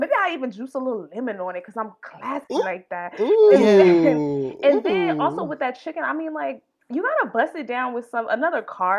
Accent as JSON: {"language": "English", "region": "the South", "country": "United States", "said": "But I gotta go catfish because I'm from the South and I used to like fish and like get like fish up catfish and then we would gut them, clean them, fry them up."}